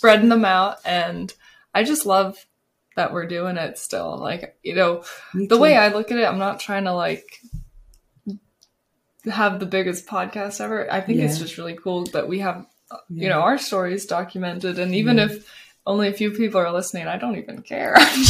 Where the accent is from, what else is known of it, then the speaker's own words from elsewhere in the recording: Ventura, California, United States; moved away as an adult; now in Houston, United States; growing up in Ventura, it's tiny.